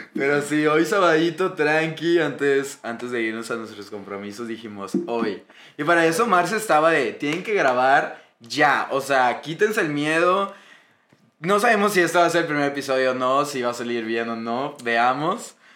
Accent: Monterrey, Nuevo León, Mexico; somos regios

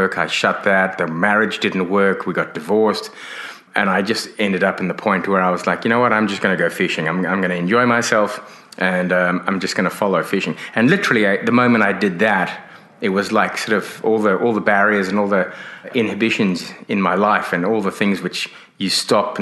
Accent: Johannesburg, Gauteng, South Africa; moved away as an adult; also born or lived in Hong Kong / London / Sydney, Australia; now in Exmouth, Australia; I grew up in South Africa, but I'm of British origin. My parents are British. I was born in Hong Kong.

